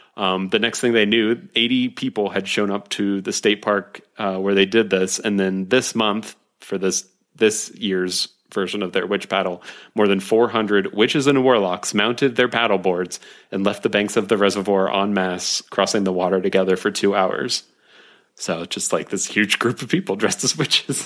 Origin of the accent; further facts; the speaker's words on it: Ohio, United States; I'm from Ohio